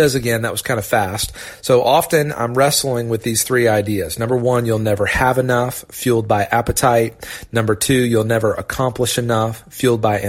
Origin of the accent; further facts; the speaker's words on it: Augusta, Georgia, United States; also born or lived in Orlando, Florida; Dad took a huge risk and moved us to Augusta, Georgia